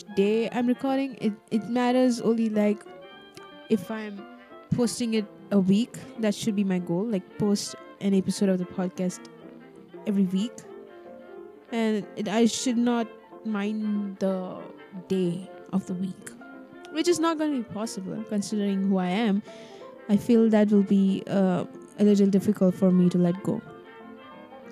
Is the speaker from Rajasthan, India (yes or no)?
no; Kerala, India; I come from Kerala, bro. It always rains here.